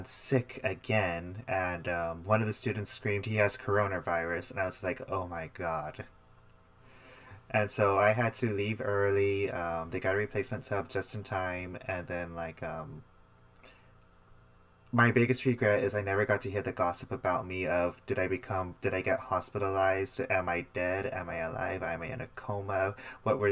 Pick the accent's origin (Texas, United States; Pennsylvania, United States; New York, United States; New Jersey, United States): Texas, United States; we're from Texas